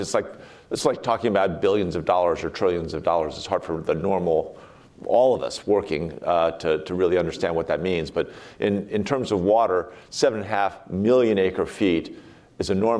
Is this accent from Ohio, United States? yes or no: no; outside Philadelphia, Pennsylvania, United States; moved away as an adult; now in Colorado, United States; I grew up outside Philadelphia